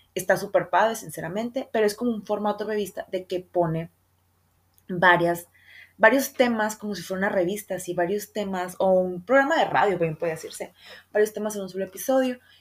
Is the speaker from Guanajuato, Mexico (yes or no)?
no; Sonora, Mexico; yo soy de Sonora y en Sonora la capirotada es, una, es un postre que se usa mucho acá